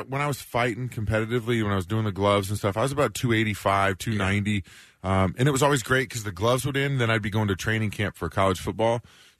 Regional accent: Kansas City, United States; I'm from Kansas City

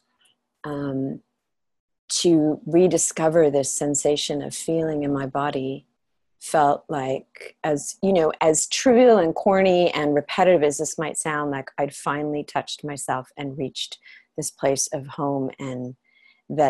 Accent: Los Angeles, California, United States; moved away as an adult; also born or lived in Europe; I'm from Los Angeles and from California

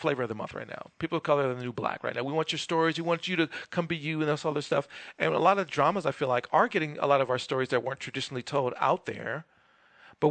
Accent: Los Angeles, California, United States; I'm from Los Angeles

